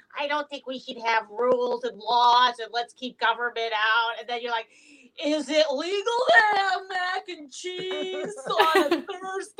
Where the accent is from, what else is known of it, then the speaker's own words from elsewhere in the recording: Canada; I'm Canadian.